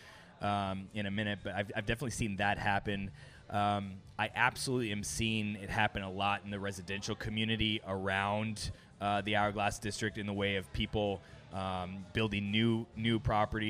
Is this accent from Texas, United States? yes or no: no; Los Angeles, California, United States; also born or lived in Arizona / Las Vegas / New York; now in Orlando, United States; I grew up in Los Angeles.